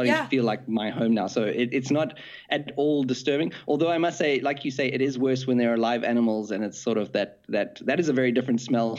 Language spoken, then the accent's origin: English; South Africa; moved away as an adult; now in Germany; I'm originally from South Africa, and I've been in Germany for 12 years